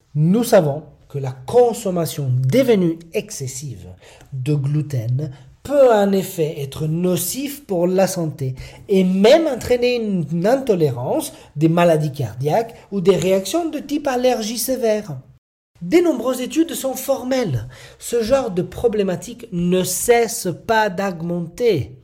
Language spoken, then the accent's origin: French; Italy; French is a second language; moved away as an adult; je suis italien. Je ne suis né en Italie et j'ai vécu mes 19 premières années là-bas.